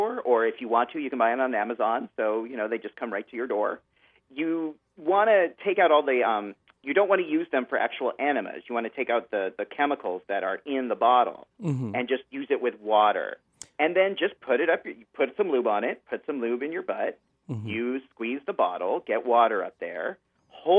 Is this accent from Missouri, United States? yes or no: no; California, United States; I come from Northern California and Southern California where we had a lot of earthquakes.